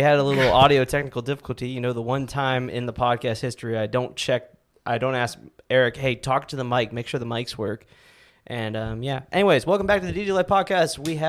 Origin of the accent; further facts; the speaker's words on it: Cambridge, Ohio, United States; moved away; I grew up in Cambridge, Ohio.